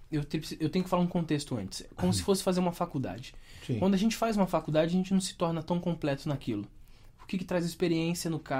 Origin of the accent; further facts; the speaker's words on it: São Paulo, Brazil; now in Osasco, Brazil; Sou de aqui. São Paulo. Nasci em Guaianazes. Guaianazes. Hoje eu moro em Osasco.